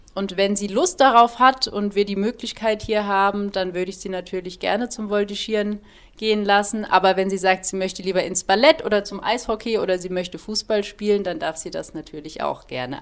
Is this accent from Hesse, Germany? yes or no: yes; Heppenheim, Hesse, Germany; moved away as an adult; also born or lived in Munich / Heidelberg area, Baden-Württemberg; now in Hopfen am See, Germany; Ich komme gebürtig aus Hessen. Ich bin wirklich eine waschechte Hessin, bin da geboren und habe dort auch 25 Jahre gelebt